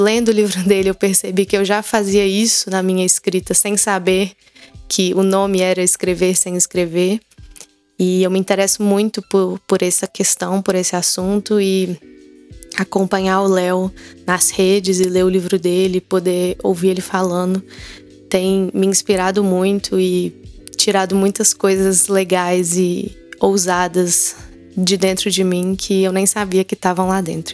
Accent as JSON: {"language": "Portuguese", "town": "Belo Horizonte", "region": "Minas Gerais", "country": "Brazil", "tie": "born or raised there", "said": "Eu sou mineira de Belo Horizonte, cresci é, permeada por essa cultura da família tradicional mineira."}